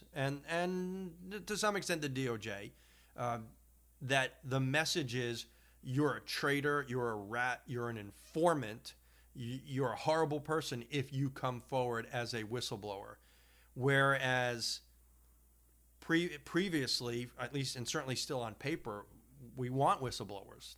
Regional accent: Long Island, New York, United States; having grown up on Long Island

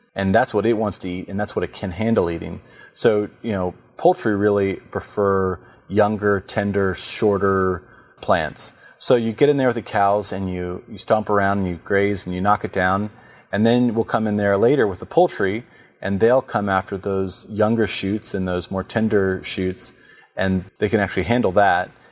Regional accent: Warrenton, Virginia, United States; also born or lived in Charlottesville, Virginia; we moved back to my hometown of Warrington

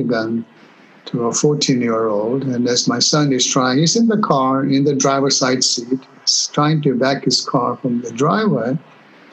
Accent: Kenya; moved away; also born or lived in England; I was born in Kenya. My roots are Eastern, and I was educated in England. My college life was in England. I would still have been in Kenya had Idi Amin not happened.

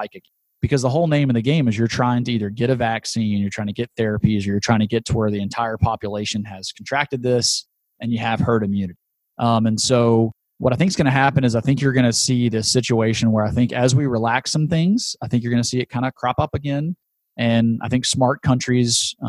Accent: Shreveport, Louisiana, United States; my hometown of Shreveport, Louisiana

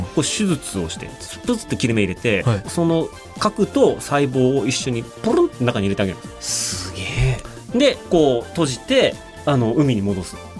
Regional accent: Otaru, Hokkaido, Japan; 出身の北海道の小樽市なんてねあのもう日本海です

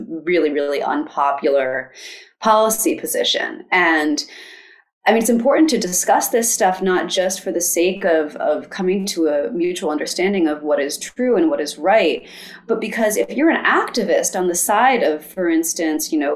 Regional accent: United States; my life as an American

